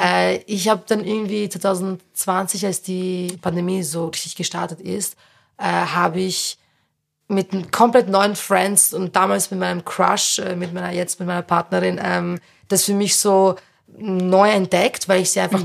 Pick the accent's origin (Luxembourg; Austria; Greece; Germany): Austria; Berndorf, Lower Austria; der ich aufgewachsen bin, in Niederösterreich